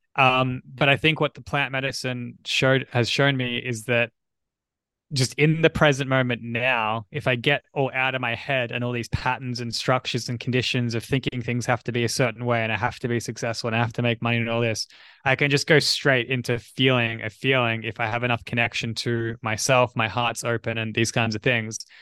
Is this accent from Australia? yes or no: yes; Australia; I'm from Australia